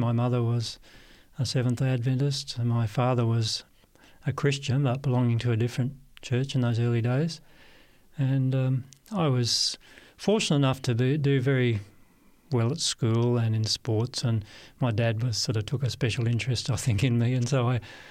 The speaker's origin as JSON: {"language": "English", "town": "Perth", "region": "Western Australia", "country": "Australia", "tie": "born or raised there", "moved": "as an adult", "said": "I was born, Barry, in Perth, Western Australia, and grew up there all my life until after high school"}